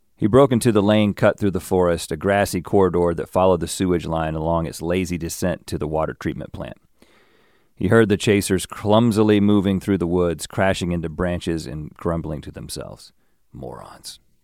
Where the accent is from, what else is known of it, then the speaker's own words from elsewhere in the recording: the South, United States; growing up in the South